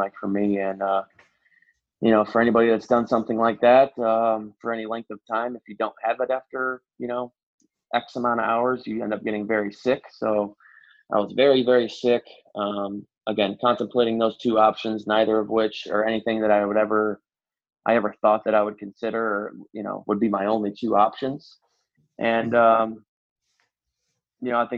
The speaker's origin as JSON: {"language": "English", "region": "Indiana", "country": "United States", "also_born_or_lived": "Nashville, Tennessee", "moved": "as an adult", "said": "I'm from Indiana"}